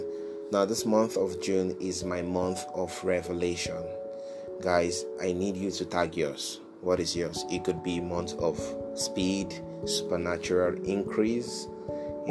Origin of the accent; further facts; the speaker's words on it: Nigeria; moved away; my home country, Nigeria